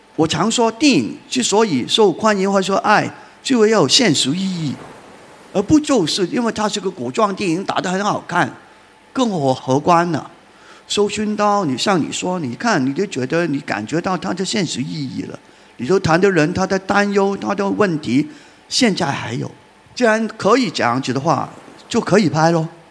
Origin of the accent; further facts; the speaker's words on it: Hong Kong; 我们在香港